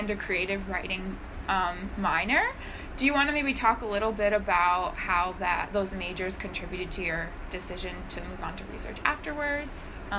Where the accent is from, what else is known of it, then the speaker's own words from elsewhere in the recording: Massachusetts, United States; I'm also from Massachusetts.